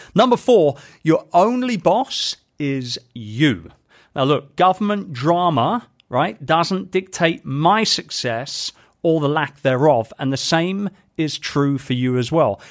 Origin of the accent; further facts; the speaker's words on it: United Kingdom; moved away; being a Brit, um, and, and particularly somebody who is doing more and more business now back home in the U K